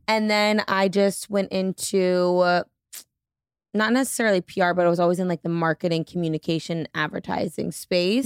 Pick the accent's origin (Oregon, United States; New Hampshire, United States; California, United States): New Hampshire, United States; now in Boston, United States; I grew up in New Hampshire, currently live in Boston